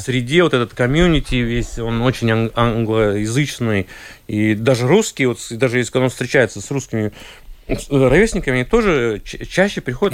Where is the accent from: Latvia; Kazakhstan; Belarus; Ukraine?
Latvia; Liepāja; also born or lived in Saint Petersburg, Russia; хоть я родился в Питере, но, но достаточно быстро, ну, два или три года мне было, мы переехали в Латвию